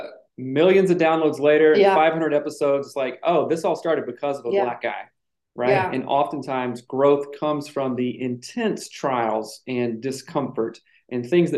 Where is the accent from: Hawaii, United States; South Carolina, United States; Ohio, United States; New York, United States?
South Carolina, United States; moved away as an adult; now in Seattle, United States; I was born and raised in South Carolina and I moved out to Seattle. Been here about 20 years, so I'm fairly well acclimated.